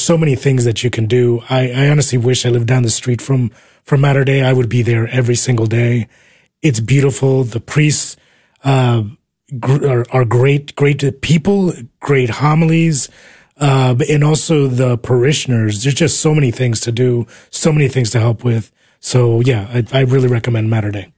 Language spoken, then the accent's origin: English; New Jersey, United States; moved away as an adult; also born or lived in Uruguay / New York City, United States; now in Texas, United States; I came here when I was four years old. I was raised in New Jersey